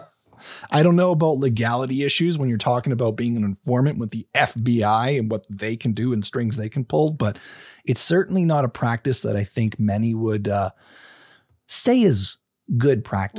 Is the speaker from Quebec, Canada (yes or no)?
no; British Columbia, Canada; we're British Columbians